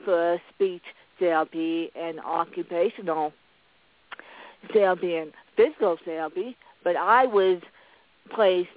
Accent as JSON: {"language": "English", "town": "Aspen", "region": "Colorado", "country": "United States", "tie": "born or raised there", "said": "I was born in Aspen, Colorado"}